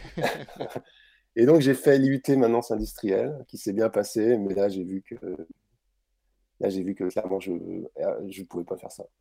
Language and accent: French; Brittany, France; born or raised there